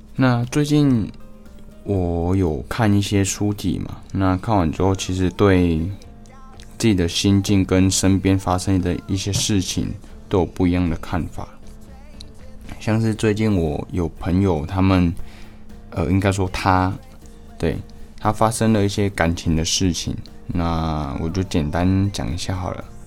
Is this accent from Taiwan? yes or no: yes; Taiwan; 我们台湾人